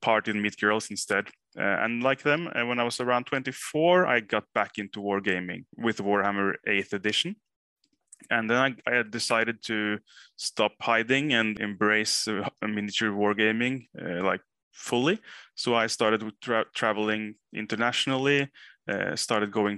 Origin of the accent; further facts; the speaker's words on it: Moss, Østfold, Norway; now in Oslo, Norway; Originally from a town called Moss, actually. But Oslo is where I live and have lived for a while